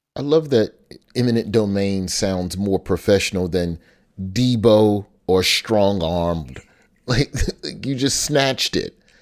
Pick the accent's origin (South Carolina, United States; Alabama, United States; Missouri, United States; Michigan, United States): Alabama, United States; growing up in Alabama